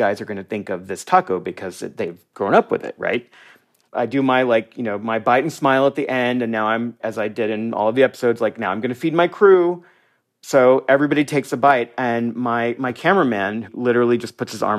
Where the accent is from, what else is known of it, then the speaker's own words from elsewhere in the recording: United States; moved away as an adult; now in Mazatlan, Mexico; I'm a Mexican-American. I am an American.